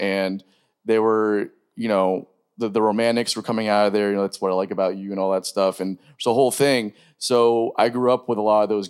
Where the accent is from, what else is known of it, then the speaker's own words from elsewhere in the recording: Pembroke Pines, Florida, United States; I'm from Pembroke Pines.